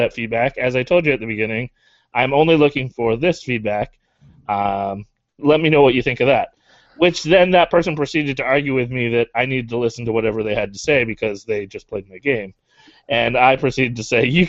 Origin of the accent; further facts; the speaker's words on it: Canada; I'm a Canadian